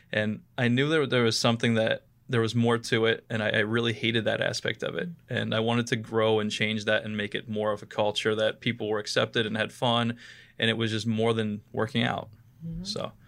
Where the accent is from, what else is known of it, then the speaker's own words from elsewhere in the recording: Ohio, United States; moved away as an adult; So I moved out here from Northeast Ohio, near Warren, Ohio, where actually Dave Grohl Alley is located. It's the most famous thing in Warren, Ohio. And moved out here right after college.